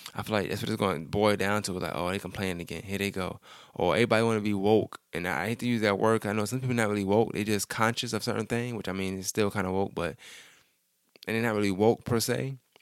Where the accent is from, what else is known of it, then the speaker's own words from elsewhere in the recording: New York, United States; I'm from New York